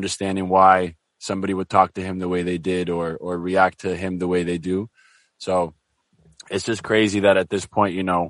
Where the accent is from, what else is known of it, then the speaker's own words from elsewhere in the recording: Nova Scotia, Canada; also born or lived in Somalia; I grew up in Nova Scotia as well, but like an immigrant.